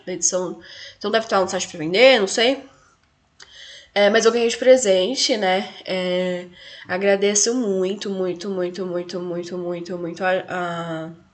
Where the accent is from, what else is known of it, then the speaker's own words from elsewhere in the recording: Brazil; enquanto brasileira, enquanto mulher latino-americana